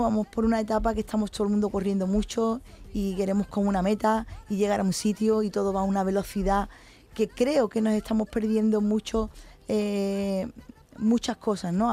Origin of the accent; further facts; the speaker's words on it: Cádiz, Andalusia, Spain; Cádiz y que es donde yo he nacido